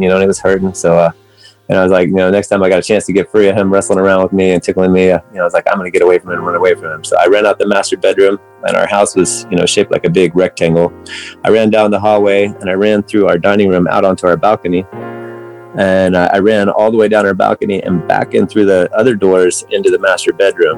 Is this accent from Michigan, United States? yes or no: no; West Virginia, United States; moved away as an adult; also born or lived in Atlanta, Georgia; now in Los Angeles, United States; I live in Los Angeles for the last 30 years now, but I grew up in West Virginia. I was born in Atlanta, Georgia